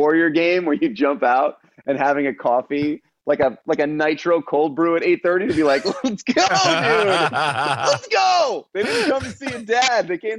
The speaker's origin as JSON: {"language": "English", "town": "Los Angeles", "region": "California", "country": "United States", "tie": "born there", "said": "Yeah. So I was born in Los Angeles. Mom and dad were both songwriters. So I kind of grew up around that."}